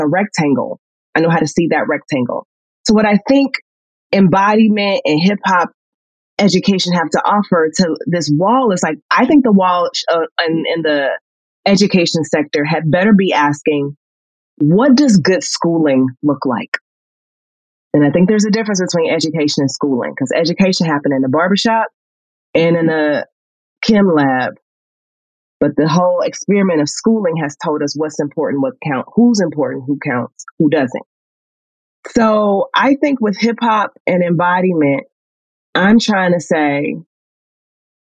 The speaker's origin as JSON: {"language": "English", "town": "St. Louis", "region": "Missouri", "country": "United States", "said": "I'm from Northside St. Louis"}